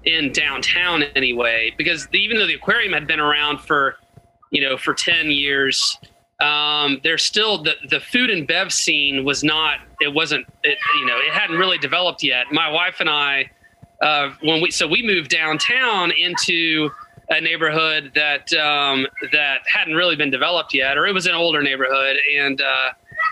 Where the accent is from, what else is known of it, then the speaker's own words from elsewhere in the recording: Chattanooga, Tennessee, United States; I was born and raised in Chattanooga, Tennessee